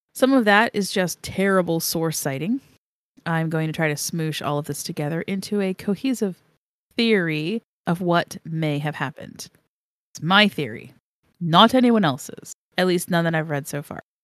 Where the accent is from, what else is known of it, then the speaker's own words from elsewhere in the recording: Pennsylvania, United States; those of us who are born and raised here